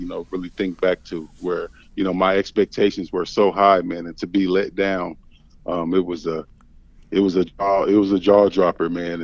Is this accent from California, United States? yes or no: no; Indianapolis, Indiana, United States; also born or lived in Maine; I was born and raised in Indianapolis. Grew up there, my entire time